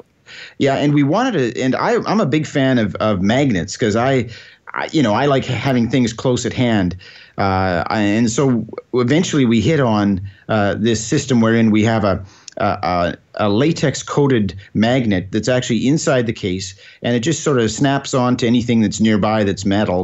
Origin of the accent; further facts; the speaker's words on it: Scotland, United Kingdom; now in Alberta, Canada; Being, being Scottish